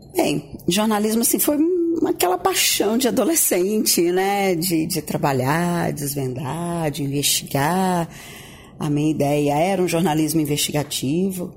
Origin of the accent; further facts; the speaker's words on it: Gurupi, Tocantins, Brazil; moved away; also born or lived in Goiânia; Eu vim de Goiânia, depois pousei em Gurupi, que é minha origem, de onde eu nasci